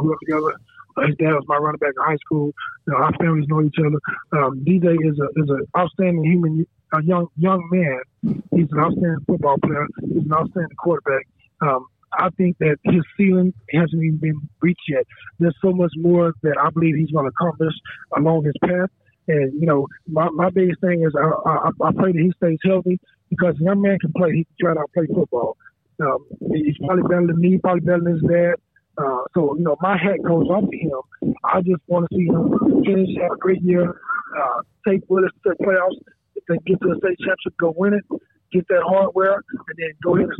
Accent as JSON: {"language": "English", "region": "Texas", "country": "United States", "tie": "born or raised there", "moved": "as an adult", "said": "I'm from Texas."}